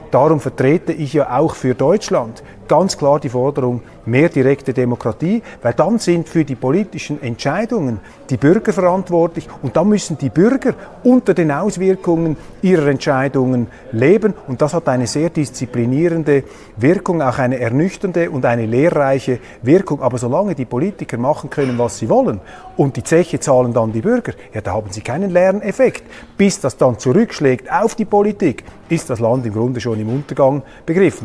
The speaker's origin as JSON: {"language": "German", "country": "Switzerland", "said": "ich bin als Schweizer"}